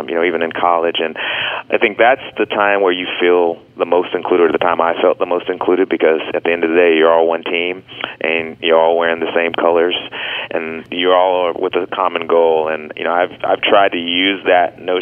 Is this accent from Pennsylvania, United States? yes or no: no; Dallas, Texas, United States; growing up in Dallas, Texas, as a Southerner